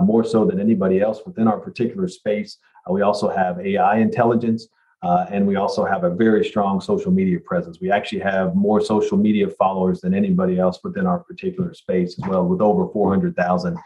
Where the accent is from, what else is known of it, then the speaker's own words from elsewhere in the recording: Louisville, Kentucky, United States; also born or lived in Chicago; I'm from the Louisville area. I grew up here, spent most of my career here as well.